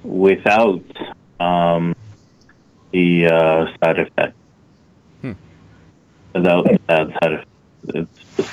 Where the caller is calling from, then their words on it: Calgary, Alberta, Canada; I am in Calgary, yes.